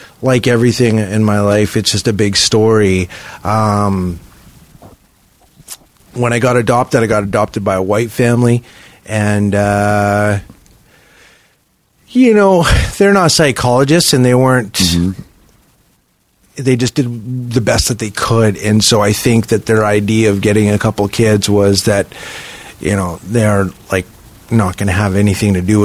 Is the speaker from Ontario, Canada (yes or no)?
no; Vancouver, British Columbia, Canada; I was born in Vancouver